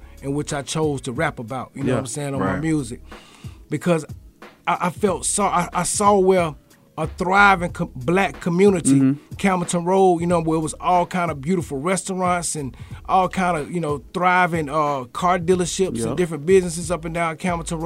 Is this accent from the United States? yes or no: yes; Atlanta, Georgia, United States; we got a good hand in the ATL city